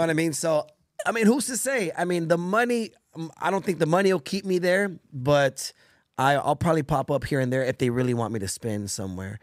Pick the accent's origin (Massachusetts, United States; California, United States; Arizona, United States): California, United States; Bell Gardens; also born or lived in Orange County, California; in Bell Gardens, where I grew up in Los Angeles, California